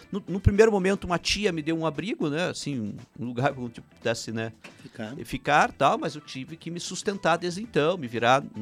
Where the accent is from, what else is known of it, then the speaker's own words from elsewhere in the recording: Prudentópolis, Paraná, Brazil; born there; first language Ukrainian; Portuguese is a second language; E eu uh, nasci em Prudentópolis, que é a nossa pequena Ucrânia né, brasileira. Até os 8 anos de idade não falava português, só ucraniano, sou o primeiro filho de 11